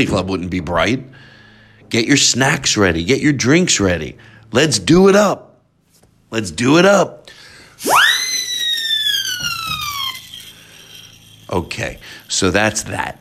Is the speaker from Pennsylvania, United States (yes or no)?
yes; Philadelphia, Pennsylvania, United States; Philadelphia since that's my hometown